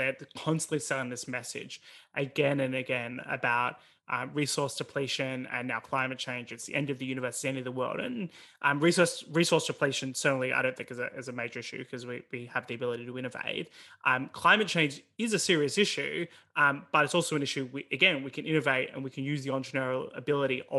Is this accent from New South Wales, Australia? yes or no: no; Melbourne, Victoria, Australia; There was a drought in Victoria, where I grew up in Melbourne